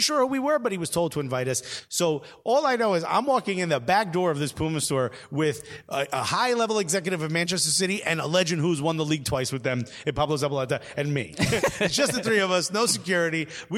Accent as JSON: {"language": "English", "country": "Italy", "lives_now": "Norwich, United Kingdom", "said": "Yeah, I'm in Norwich. I'm in Norwich, fam. I'm from Italy."}